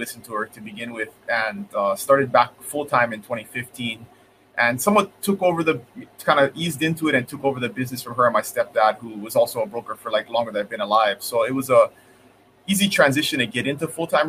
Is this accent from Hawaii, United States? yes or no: yes; Kona, Hawaii, United States; I grew up here in the Big Island on the west side in Kona.